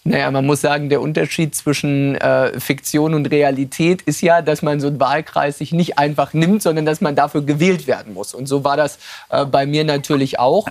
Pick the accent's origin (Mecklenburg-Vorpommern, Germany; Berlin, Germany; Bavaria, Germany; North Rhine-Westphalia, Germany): Mecklenburg-Vorpommern, Germany; Western Pomerania; in meiner Heimat in Vorpommern